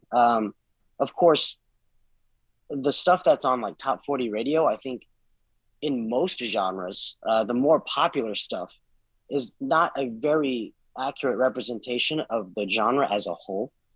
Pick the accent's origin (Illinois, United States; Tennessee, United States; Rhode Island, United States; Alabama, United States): Tennessee, United States; Nashville; my brother and I were both born and raised in Nashville.